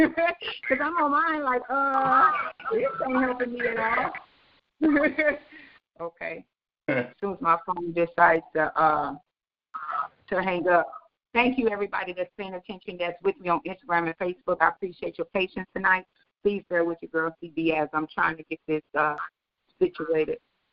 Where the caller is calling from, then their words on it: Houston, Texas, United States; This your girl, the lovely … I'm calling from Houston, Texas.